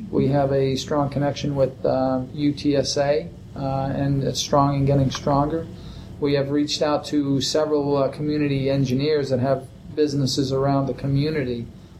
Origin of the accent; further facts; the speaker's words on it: East Coast, United States; I come from the East Coast, and I see long, long days.